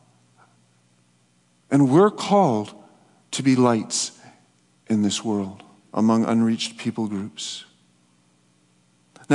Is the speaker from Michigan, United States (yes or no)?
yes; Michigan, United States; now in Winnipeg, Canada; I grew up in the United States in the 60s and 70s during the Cold War. Living in Michigan